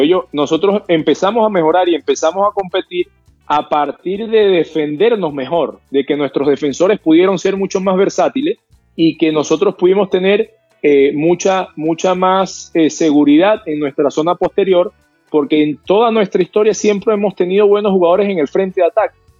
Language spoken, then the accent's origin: Spanish; Venezuela; como venezolano